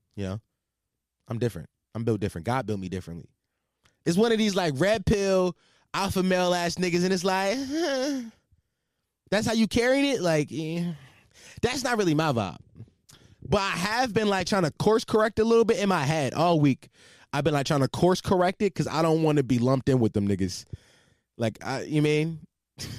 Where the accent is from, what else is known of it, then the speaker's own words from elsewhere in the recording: Philadelphia, Pennsylvania, United States; I'm from Philadelphia, for all you that, the, for people that might not knew that, I'm from Philadelphia